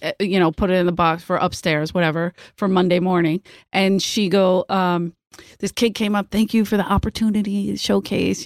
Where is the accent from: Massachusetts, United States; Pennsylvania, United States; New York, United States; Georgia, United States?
Pennsylvania, United States; Philadelphia; moved away; I'm from Philly